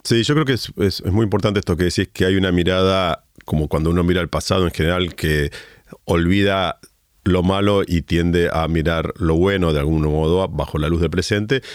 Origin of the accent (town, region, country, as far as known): Argentina